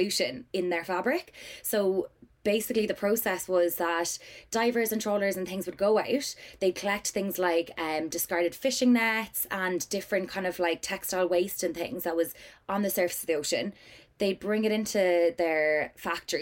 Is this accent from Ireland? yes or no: yes; Cork, Munster, Ireland; moved away as an adult; now in London, United Kingdom; I am originally from Cork and then came over to London for college.